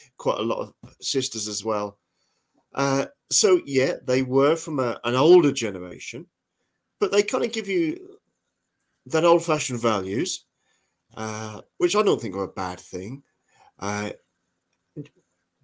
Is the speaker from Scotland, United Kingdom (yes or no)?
no; Norfolk, East of England, United Kingdom; now in Northumberland, United Kingdom; I grew up in Norfolk, and Norfolk always was an agricultural county